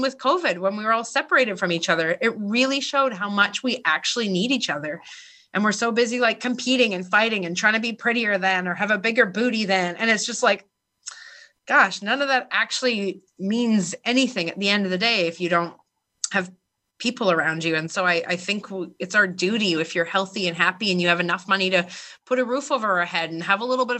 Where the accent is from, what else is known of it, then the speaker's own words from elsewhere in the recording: Vancouver, British Columbia, Canada; I was born in Vancouver, Canada, like one of the most beautiful places on earth, where I have healthcare